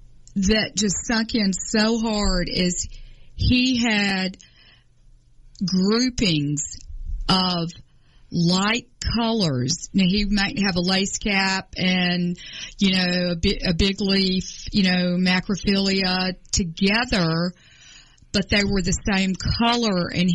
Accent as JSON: {"language": "English", "town": "Atlanta", "region": "Georgia", "country": "United States", "tie": "born or raised there", "said": "I grew up in Atlanta, and my family, my father was from Thompson, Georgia. My mother was from Carrollton, Georgia."}